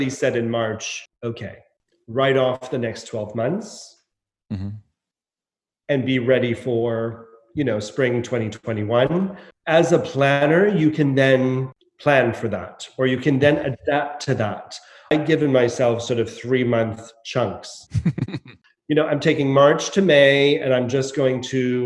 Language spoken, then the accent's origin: English; Nova Scotia, Canada; moved away as an adult; also born or lived in Montreal; now in London, United Kingdom; This is my hometown